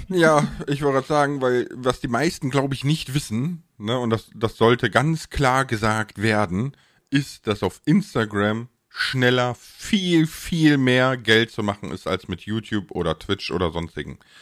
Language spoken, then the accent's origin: German; Ahr Valley, Rhineland-Palatinate, Germany; da ich aus dem Ahrtal komme